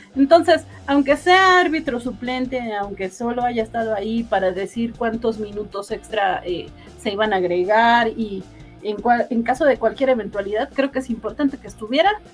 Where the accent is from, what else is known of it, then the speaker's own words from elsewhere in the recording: Mexico; yo como mexicana